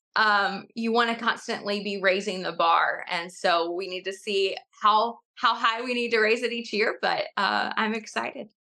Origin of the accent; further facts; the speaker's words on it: East Tennessee, United States; also born or lived in Johnson City, Tennessee; I grew up in East Tennessee